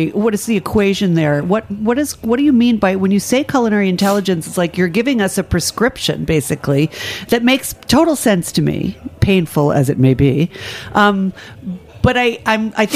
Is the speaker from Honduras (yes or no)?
no; Ireland; as an Irish person